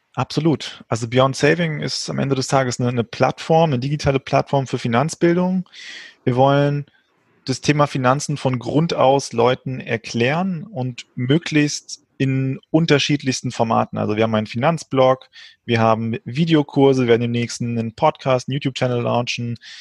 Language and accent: German; Frankfurt, Hesse, Germany; also born or lived in Portugal; gebürtig Portugiese, bin in, dann relativ früh nach Frankfurt gekommen, hier aufgewachsen